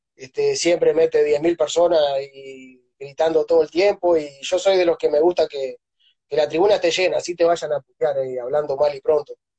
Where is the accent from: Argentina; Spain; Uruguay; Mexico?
Uruguay; Artigas; moved away as an adult; also born or lived in Montevideo / Venezuela; now in Ayacucho, Peru; yo soy de Uruguay, nací y, estuve tuve hasta los 13 años más o menos en un pueblito que es, está en una zona rural